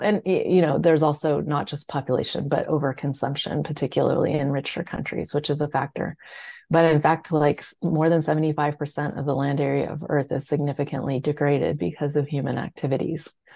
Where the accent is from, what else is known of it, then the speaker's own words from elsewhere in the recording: California, United States; I grew up in California